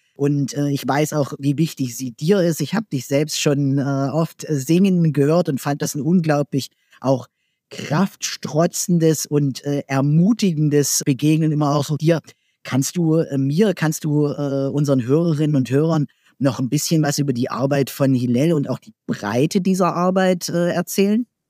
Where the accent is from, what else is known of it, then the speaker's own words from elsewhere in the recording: Germany; in meinem Heimatland, äh, in der Bundesrepublik Deutschland